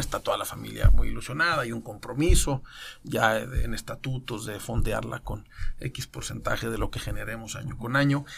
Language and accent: Spanish; Mexico; en México tenemos en fortuna